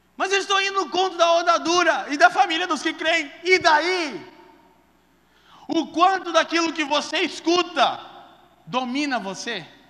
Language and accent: Portuguese; Curitiba, Paraná, Brazil; Eu perdi minha adolescência toda na drogadição em Curitiba